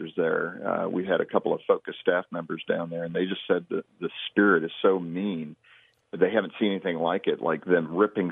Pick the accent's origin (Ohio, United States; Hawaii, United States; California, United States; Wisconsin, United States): California, United States; West Covina; also born or lived in Long Beach, California; now in Colorado, United States; I was born in West Covina right there in Southern California, lived all over Long Beach and other spots.